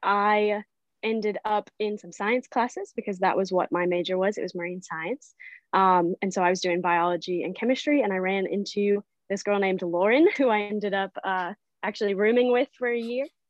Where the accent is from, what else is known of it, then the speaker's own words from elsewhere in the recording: Branson, Missouri, United States; now in Port Aransas, United States; I am originally from Branson, Missouri